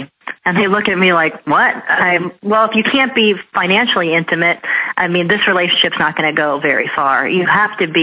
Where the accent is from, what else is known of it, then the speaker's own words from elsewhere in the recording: Scottsdale, Arizona, United States; I was raised in North Scottsdale